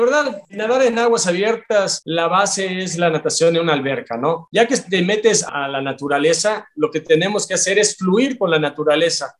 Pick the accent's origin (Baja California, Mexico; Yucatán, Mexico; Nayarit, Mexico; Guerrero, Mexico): Yucatán, Mexico; Mérida; yo soy de Yucatán, soy de Mérida, Yucatán. Aquí yo tengo un clima muy cálido